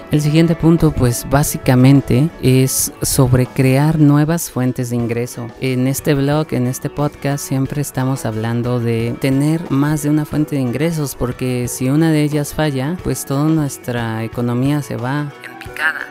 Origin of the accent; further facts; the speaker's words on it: Mexico; moved away as an adult; also born or lived in Mexico City; en mi ciudad natal, que pues es una ciudad con una población bastante baja comparada con Ciudad de México